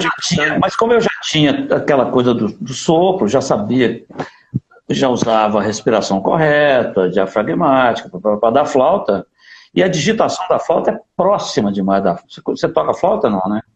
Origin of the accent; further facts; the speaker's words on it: Divinópolis, Minas Gerais, Brazil; moved away; also born or lived in Rio de Janeiro; nasci numa cidade do interior de Minas, eu nasci em Divinópolis